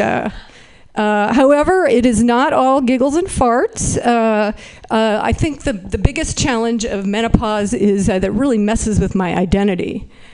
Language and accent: English; Berkeley, California, United States; I am from Berkeley